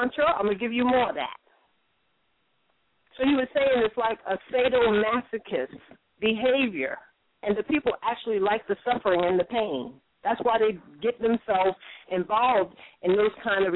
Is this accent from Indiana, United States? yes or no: no; New York, United States; Everybody knows that I'm not from California. When I talk, they all know I'm from New York